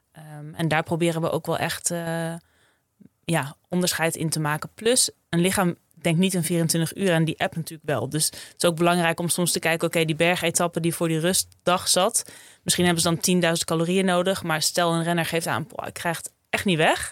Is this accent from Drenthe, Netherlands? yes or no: no; Friesland, Netherlands; Opgegroeid in Friesland, op een boerderijtje